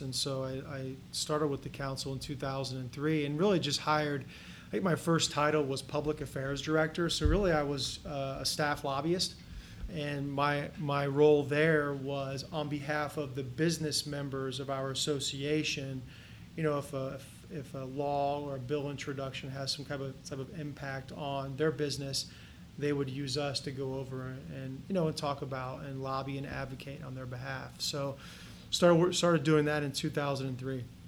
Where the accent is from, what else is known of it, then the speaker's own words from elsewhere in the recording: Kettering, Ohio, United States; now in Columbus, United States; I grew up in Kettering, Ohio, which is just a suburb of Dayton, west of here